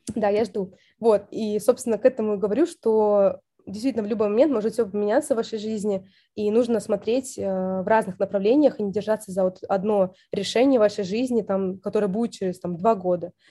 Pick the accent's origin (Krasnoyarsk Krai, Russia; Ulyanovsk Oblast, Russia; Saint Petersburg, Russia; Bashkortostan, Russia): Saint Petersburg, Russia